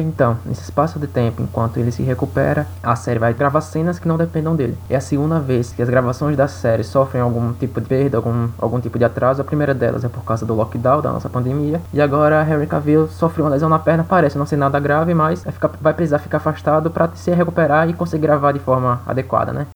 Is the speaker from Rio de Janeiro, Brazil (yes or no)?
no; Bahia, Brazil; Eu sou da Bahia